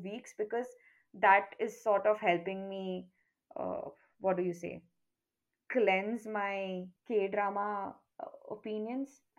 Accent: Karnataka, India; I come from Karnataka

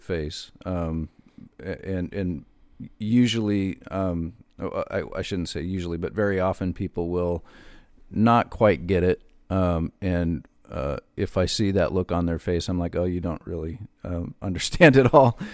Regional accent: Wyoming, United States; I'm from Wyoming

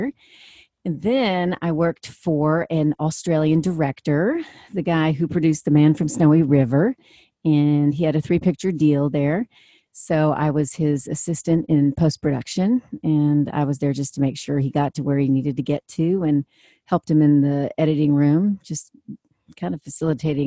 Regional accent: Washington, District of Columbia, United States; I grew up in Washington, D.C.

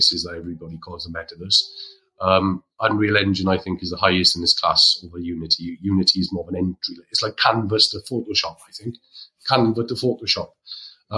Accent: Wales, United Kingdom; as a Welshman

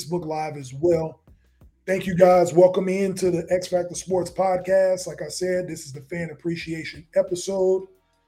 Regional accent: Chicago, Illinois, United States; So I'm from Chicago, if you didn't notice, in the background.

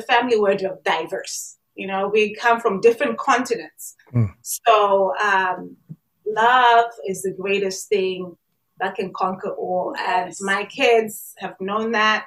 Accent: Zimbabwe; now in North America; where I'm from Zimbabwe

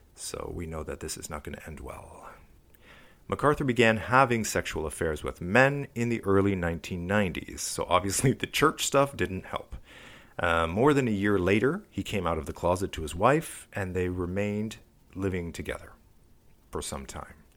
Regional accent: Toronto, Ontario, Canada; my hometown

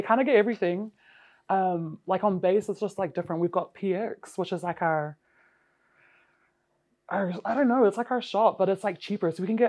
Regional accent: Hawaii, United States; born there; So I was born in Hawaii.

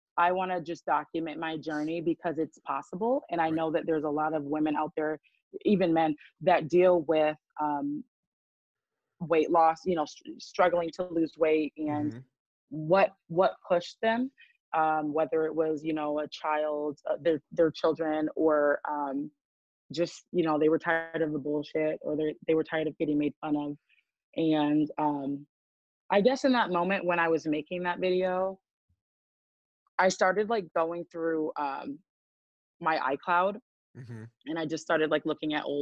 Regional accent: Grand Rapids, Michigan, United States; from Grand Rapids, Raggedy, Michigan.

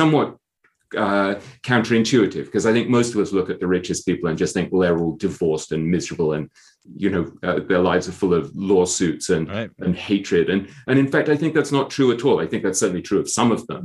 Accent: England, United Kingdom; moved away as an adult; also born or lived in Hong Kong / London / New York; I grew up in England.

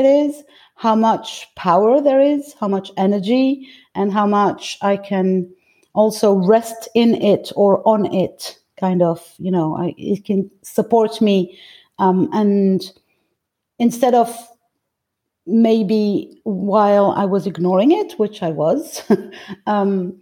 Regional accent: Greece; now in France; I'm actually Greek. I was born in Greece, and all my mother lineage comes from Greece.

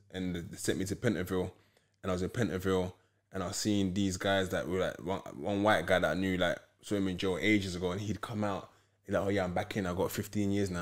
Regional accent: London, United Kingdom; I'm originally from Peckham

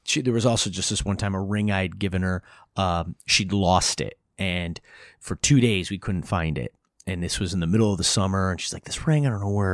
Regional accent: Hudson Valley, New York, United States; I grew up in the Hudson Valley

